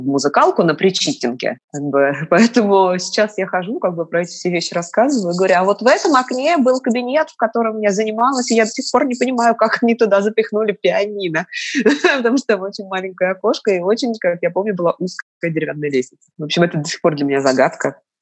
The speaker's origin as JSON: {"language": "Russian", "region": "Moscow", "country": "Russia", "tie": "born or raised there", "said": "я москвичка. Мой отец тоже москвич. Мама у меня родилась в Пятигорске. Вот. Но я себя как бы, ну, ощущаю полноценным таким московским детем"}